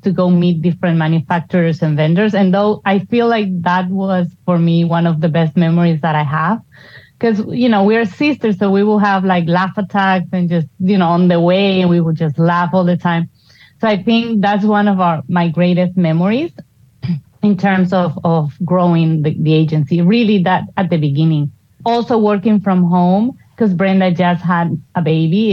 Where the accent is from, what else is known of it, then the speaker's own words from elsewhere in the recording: Bolivia; moved away as an adult; now in Houston, United States; back home in Bolivia, I already had a branding company and marketing